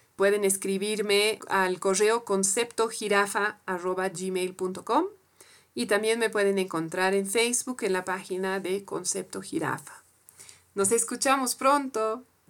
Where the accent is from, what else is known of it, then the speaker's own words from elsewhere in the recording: France; Spanish is a second language; moved away as an adult; now in Bolivia; Soy francesa de origen y vivo en Bolivia hace, casi 15 años, donde aprendí también a hablar español